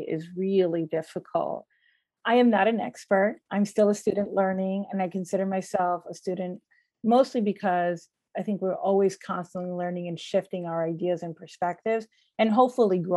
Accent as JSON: {"language": "English", "country": "United States", "tie": "born or raised there", "said": "I grew up in the United States, my parents are from the Dominican Republic"}